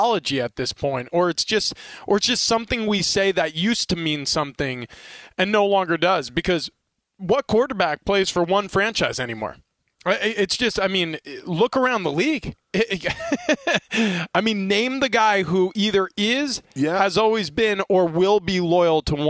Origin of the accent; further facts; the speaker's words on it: Northeast, United States; now in San Diego, United States; I grew up in the Northeast